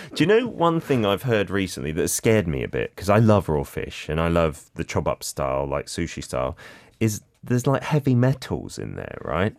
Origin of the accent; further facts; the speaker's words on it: United Kingdom; now in Korea; as a Brit